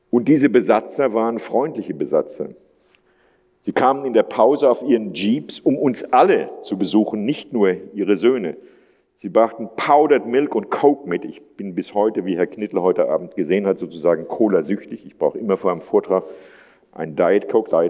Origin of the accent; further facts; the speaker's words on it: Würzburg, Bavaria, Germany; Ich bin, wie gesagt, aufgewachsen in der Stadt Würzburg, die damals so ähnlich wie Heilbronn etwa 100.000 Einwohner hatte